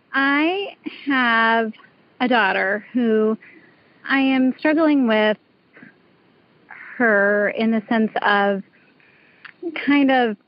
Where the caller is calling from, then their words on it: New York, United States; From New York, upstate New York.